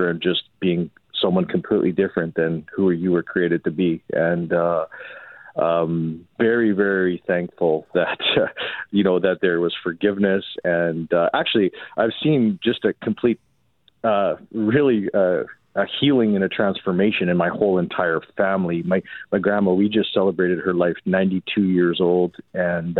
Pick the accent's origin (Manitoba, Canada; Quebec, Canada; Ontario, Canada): Manitoba, Canada; Winnipeg; I grew up in St. Boniface.